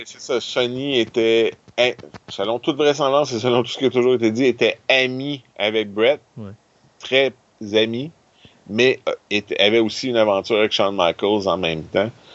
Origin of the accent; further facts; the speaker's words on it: Quebec, Canada; en tant que Québécois